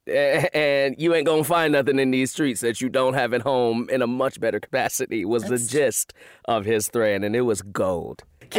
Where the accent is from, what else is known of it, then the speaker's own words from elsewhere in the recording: Chicago, Illinois, United States; now in Los Angeles, United States; I'm from Chicago, so you know, we got thick walls in Chicago.